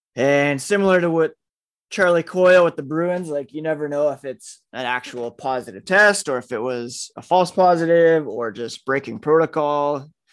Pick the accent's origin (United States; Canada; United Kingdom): Canada; me being Canadian